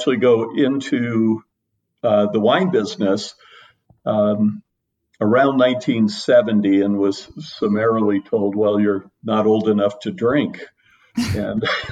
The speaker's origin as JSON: {"language": "English", "town": "Miami", "region": "Florida", "country": "United States", "tie": "born or raised there", "said": "started cooking when I was 14 growing up in Miami, Florida"}